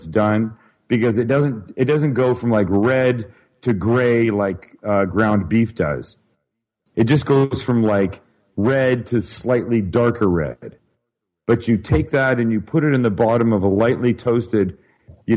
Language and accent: English; Vancouver, British Columbia, Canada; moved away; I'm from Vancouver, Canada, originally